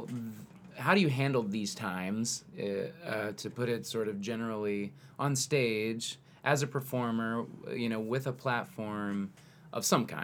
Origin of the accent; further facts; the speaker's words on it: the South, United States; We're from the South.